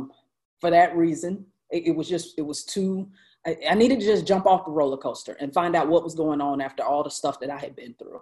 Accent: High Point, North Carolina, United States; my hometown of High Point, North Carolina

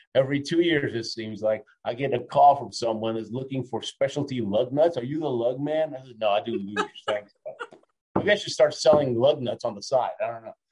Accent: Argentina; moved away; also born or lived in Houston, Texas, United States; I was born in Argentina, came to the state, I'm an immigrant, right? I, I lived in Houston, Texas.

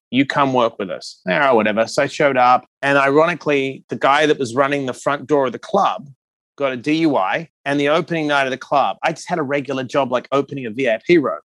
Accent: Perth, Western Australia, Australia; moved away; also born or lived in New York City; I was born in Perth, Western Australia

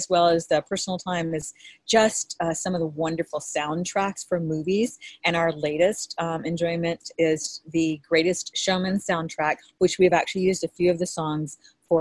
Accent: Hawaii, United States; when I was growing up in Hawaii

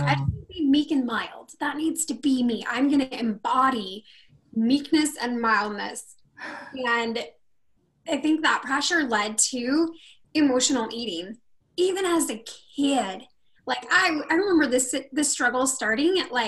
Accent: Rocklin, California, United States; born or raised there; also born or lived in Sacramento, California

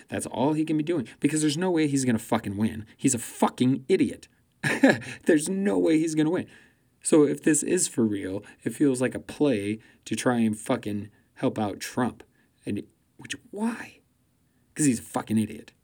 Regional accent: United States; I'm an American and I live here

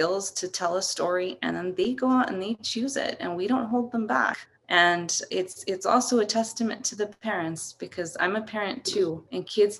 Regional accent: El Paso, Texas, United States; moved away as an adult; also born or lived in San Francisco / Juarez; I was born in El Paso and grew up in El Paso, just going over to Juarez to visit family.

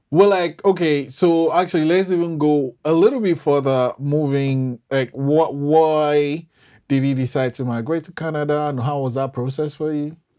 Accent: Nigeria; I'm Nigerian

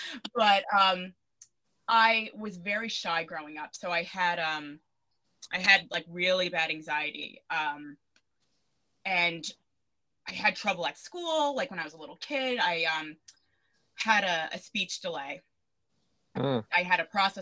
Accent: Suffolk County, Long Island, New York, United States; I grew up in Suffolk

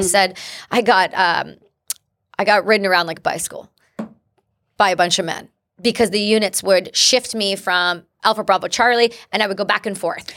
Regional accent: Canada; first language English; I'm an English-speaking Canadian. my first language is English.

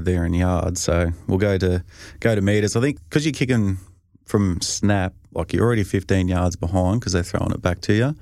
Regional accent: Australia; moved away; being Australian

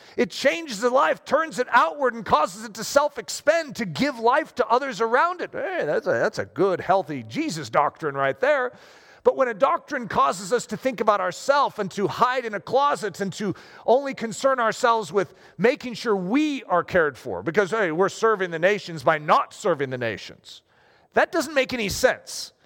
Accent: United States; I just happen to be American

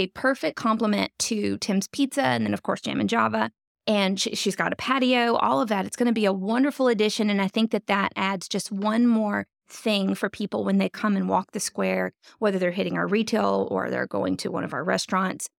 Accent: North Louisiana, United States; moved away as an adult; also born or lived in Jacksonville, Florida; now in Fayetteville, United States; I grew up in North Louisiana

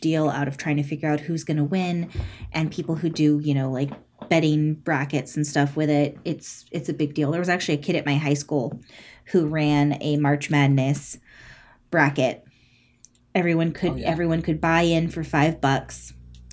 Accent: California, United States; I'm from California

